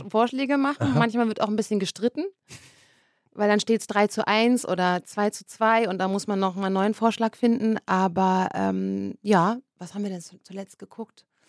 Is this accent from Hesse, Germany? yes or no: no; Berlin, Germany; ich bin ja wirklich ein Berliner Kind und wir haben zwar jetzt nie extrem zentral gewohnt